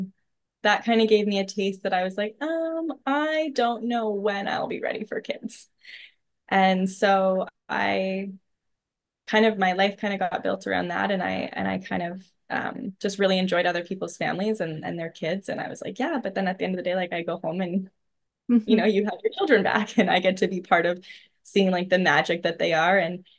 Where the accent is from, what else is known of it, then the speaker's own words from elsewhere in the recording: about 2 hours from Ottawa, small town in Northern Ontario, Canada; moved away as an adult; also born or lived in Toronto; I live in a small town in Northern Ontario, which I also never thought that I would do. I lived in Toronto for a number of years. I'm back in my hometown